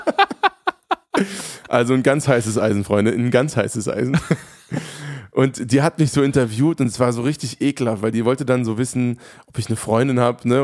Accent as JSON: {"language": "German", "town": "Hofheim", "country": "Germany", "tie": "born or raised there", "said": "in Hofheim, meiner, meiner Heimatstadt"}